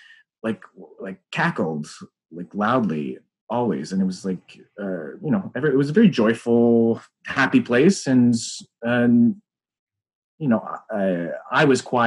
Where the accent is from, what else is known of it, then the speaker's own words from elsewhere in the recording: Aurora, Ontario, Canada; I grew up in Aurora, Ontario